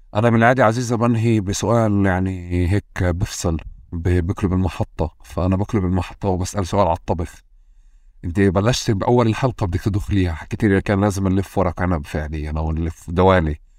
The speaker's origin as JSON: {"language": "Arabic", "town": "Tulkarm", "region": "West Bank", "country": "Palestine", "tie": "born or raised there", "said": "وإحنا كنا ساكنين يعني في طول كرم"}